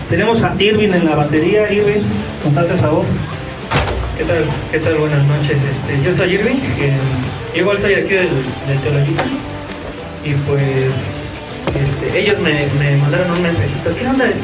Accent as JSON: {"language": "Spanish", "town": "Toloyucan", "region": "Hidalgo", "country": "Mexico", "said": "Soy de Toloyucan."}